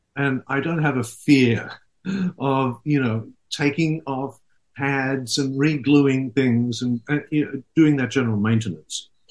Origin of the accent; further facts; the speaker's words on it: Sydney, New South Wales, Australia; moved away as an adult; also born or lived in Netherlands; growing up in Sydney, in Australia.